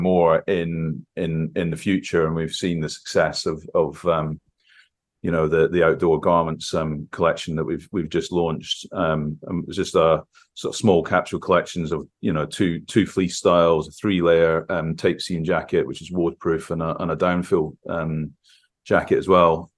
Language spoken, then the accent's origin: English; Scotland, United Kingdom; growing up in Scotland